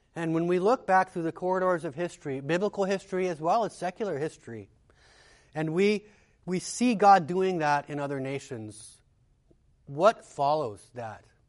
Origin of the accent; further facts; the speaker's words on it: United States; As an American